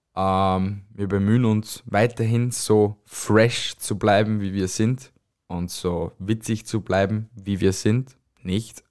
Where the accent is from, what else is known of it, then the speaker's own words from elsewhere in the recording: Austria; also born or lived in Styria; von uns Österreichern